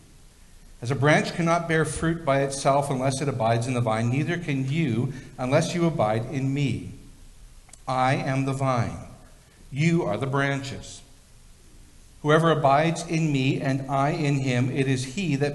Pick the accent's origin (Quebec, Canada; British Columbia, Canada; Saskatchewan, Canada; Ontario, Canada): British Columbia, Canada; Victoria; when I was a little kid, I grew up in Victoria near one of the oldest cemeteries in British Columbia, the Ross Bay Cemetery.